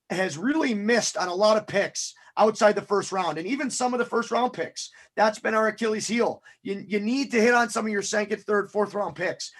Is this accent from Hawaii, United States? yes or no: no; Buffalo, New York, United States; I'm a Buffalo guy